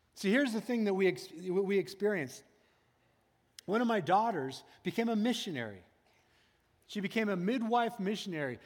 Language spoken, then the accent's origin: English; United States; as American people